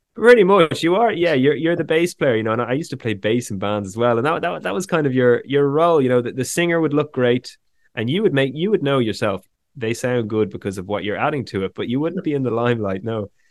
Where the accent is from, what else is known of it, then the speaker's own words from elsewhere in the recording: Dublin, Ireland; also born or lived in west of Ireland; growing up here in Ireland